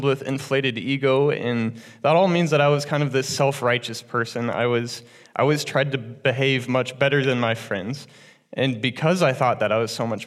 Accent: Cedar Rapids, Iowa, United States; I was born and raised in Cedar Rapids in a very loving family

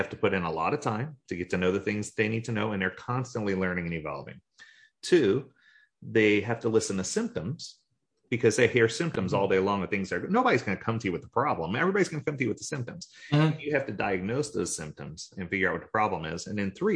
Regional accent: New Orleans, Louisiana, United States; now in Florida, United States; I grew up in New Orleans

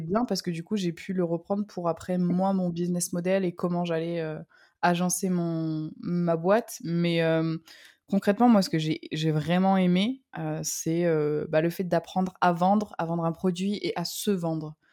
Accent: south of France, France; je suis, originaire du, sud de la France. Je suis euh, le soleil, le pur produit du sud

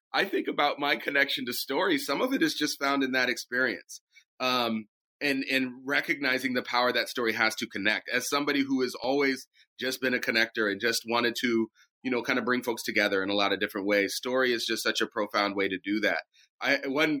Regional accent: Ferndale, California, United States; also born or lived in Oakland, California; I was born in Oakland, and I was raised up in a little town called Ferndale, which is up in Humboldt County

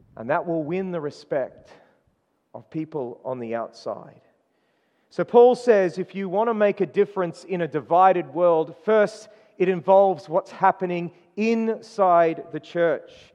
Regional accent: Queensland, Australia; moved away; I was born in Queensland

